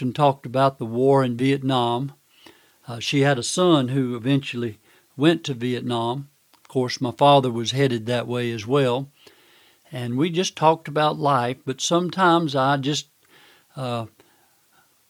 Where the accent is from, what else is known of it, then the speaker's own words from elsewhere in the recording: Manning, South Carolina, United States; I lived with my grandmother and grandfather in my hometown of Manning, South Carolina.